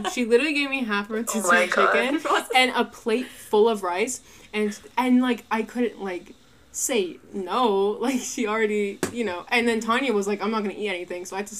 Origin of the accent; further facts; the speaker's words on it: United States; accent: American; I was the only American there. My accent could be heard from a mile away.